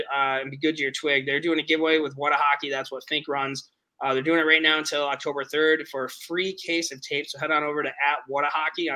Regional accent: Upstate New York, United States; now in Nashville, United States; Upstate New York.

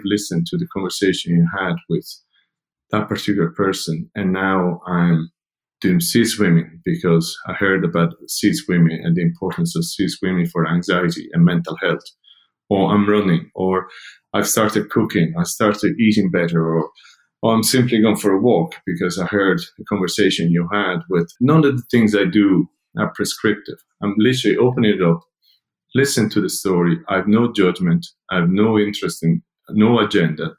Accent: Italy; now in Dublin, Ireland; Growing up in Italy 50 years ago or so, I was always a community-based person

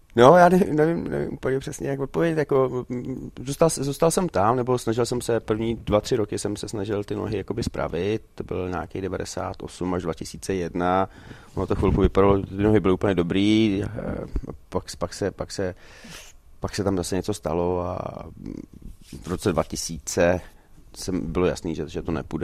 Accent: Czechia; moved away as an adult; also born or lived in Sweden; jsem se vrátil sem loni, tak já jsem tady vždycky byl dva, tři týdny v létě

